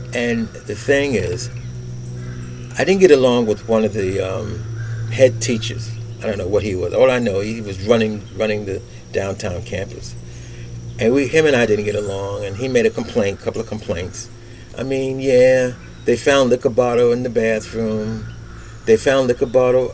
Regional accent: New York City, New York, United States; I was born and raised in Brooklyn, Bedford

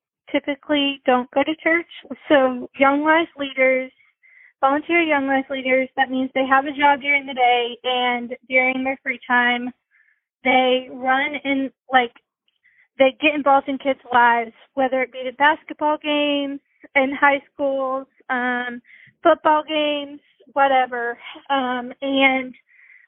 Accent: Nashville, Tennessee, United States; also born or lived in Brentwood, Tennessee; I was born in Nashville. So I've lived in Nashville. I've lived in Brentwood like my whole life.

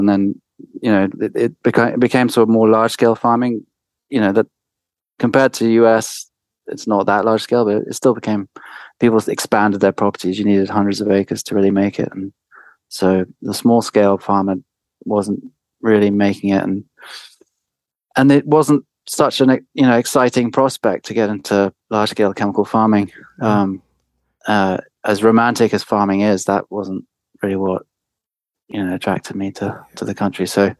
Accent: France; moved away as an adult; also born or lived in England / Paris; now in United States; I grew up in France. I was born in France and lived all my life in France. But my father, being English, was quite keen to send me to school in England. So I got packed off to school at an early age in boarding school. And so I would go to school to England and then come back home to France

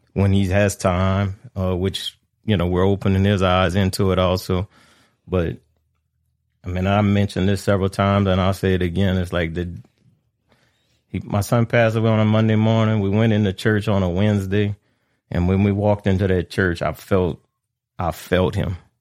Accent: Abbeville, Louisiana, United States; I'm born and raised in Abbeville, but my, my family was from, uh, Pecan Island

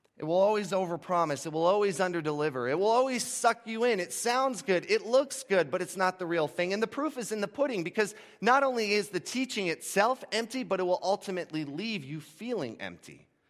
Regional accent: Gulf Coast of Florida, United States; moved away; For the first eighteen years of my life, I grew up on the Gulf Coast of Florida

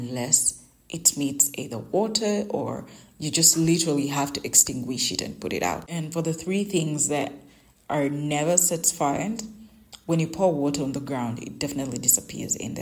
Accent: Uganda; English is a second language; my local language, in my native language in Uganda

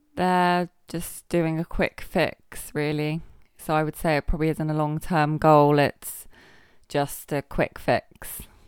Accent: Somerset, South West England, United Kingdom; now in Guernsey; I'm from Somerset

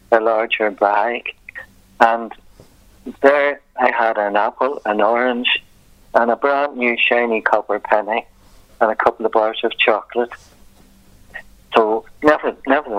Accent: Belfast, Northern Ireland, United Kingdom; now in Downpatrick, United Kingdom; I was brought up in the Belfast area

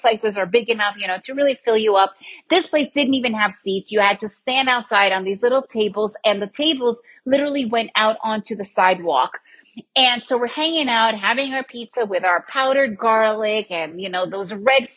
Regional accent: New York City, New York, United States; I was raised in New York City area. Then I lived in the suburbs

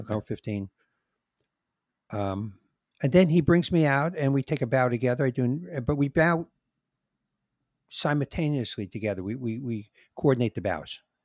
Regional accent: New York City, New York, United States; I'm a New Yorker, and my blood is in New York

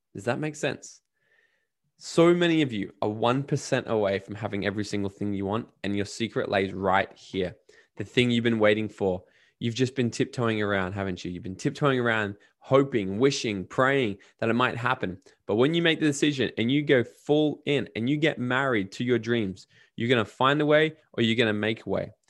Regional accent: Australia; me being Australian

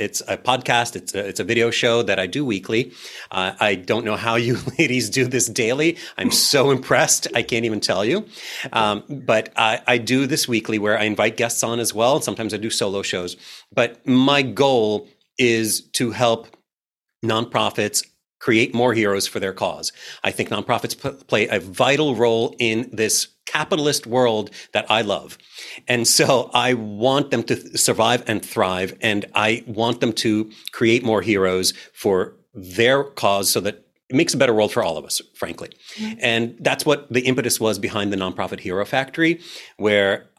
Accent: New York, United States; I'm a New Yorker.

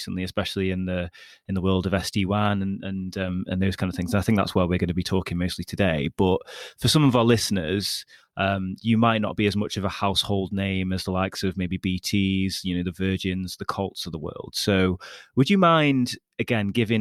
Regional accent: border of Stoke-on-Trent, West Midlands, United Kingdom; Fellow Midlands person

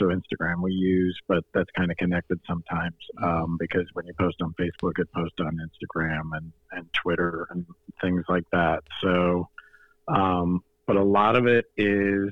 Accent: Fort Myers, Florida, United States; I was born and raised here in Fort Myers, Florida.

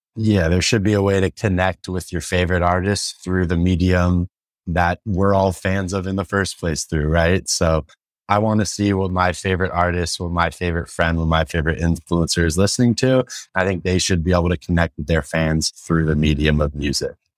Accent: San Francisco, California, United States; I grew up in San Francisco.

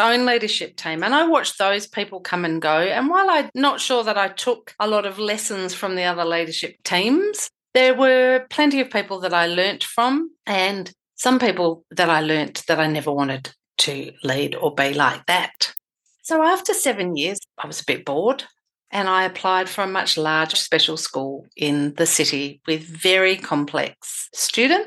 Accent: Western Australia, Australia; my home state of Western Australia, which is massive.

